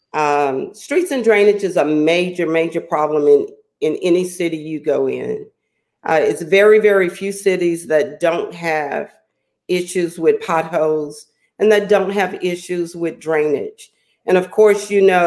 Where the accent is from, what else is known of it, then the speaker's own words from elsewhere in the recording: Beaumont, Texas, United States; being a native from Beaumont, I chose to raise my family here